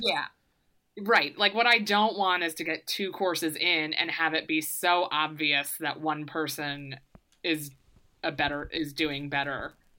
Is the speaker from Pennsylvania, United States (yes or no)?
no; Maryland, United States; now in New York, United States; I'm from Maryland